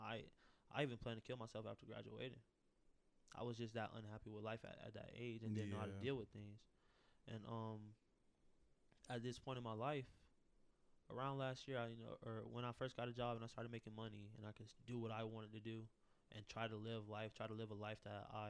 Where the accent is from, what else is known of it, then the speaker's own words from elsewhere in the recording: Tampa, Florida, United States; a child growing up in Tampa, West Tampa, with nothing